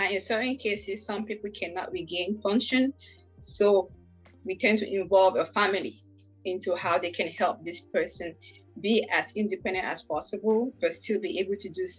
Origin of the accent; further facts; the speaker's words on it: Northwest Region, Cameroon; moved away; But originally, I am from Cameroon. I would say precisely from the Northwest Province.